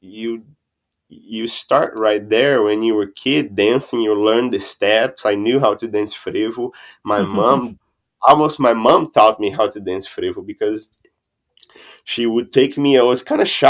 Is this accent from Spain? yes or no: no; Olinda, Pernambuco, Brazil; English is a second language; moved away as an adult; now in Austin, United States; I'm from Olinda originally, right? I was born in Olinda, in an old city where the carnival is really, really traditional